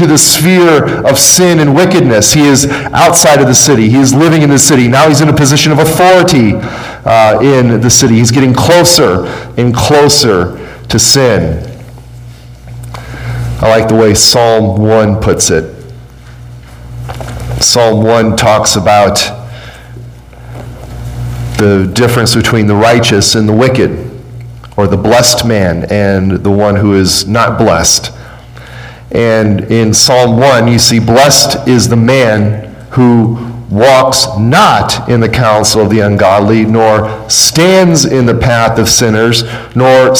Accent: Chicago, Illinois, United States; when I grew up in Chicago

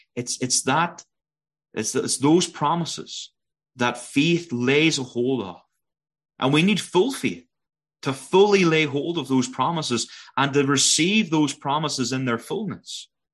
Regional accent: Northern Ireland, United Kingdom; moved away as an adult; now in Prince George, Canada; you'll know by my accent that I'm not Canadian. Originally born in Northern Ireland

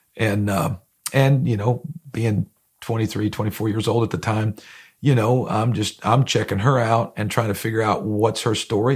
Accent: Grafton, Ohio, United States; now in Danville, Kentucky, United States; I grew up in Northeast Ohio. It was a small town, uh, called Grafton, Ohio, in Lorraine County

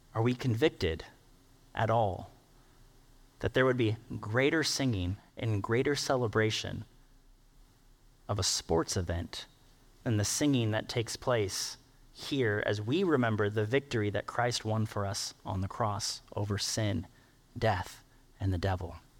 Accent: United States; we, being an American culture

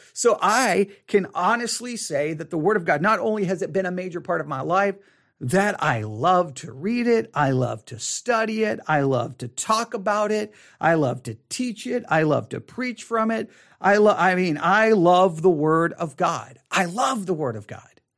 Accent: Texas, United States; accent: Texas; my Texas accent

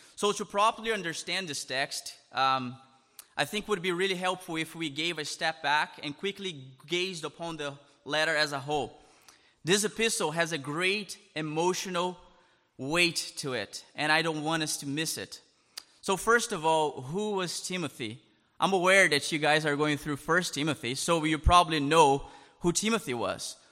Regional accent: Brazil; English is a second language; moved away as an adult; now in Canada; I'm originally from Brazil

